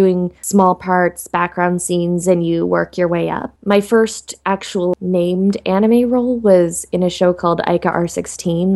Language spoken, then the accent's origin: English; Alaska, United States; moved away; I grew up in Alaska